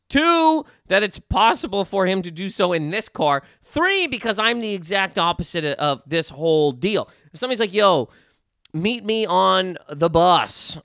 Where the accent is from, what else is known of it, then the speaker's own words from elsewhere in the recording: Nova Scotia, Canada; growing up in Nova Scotia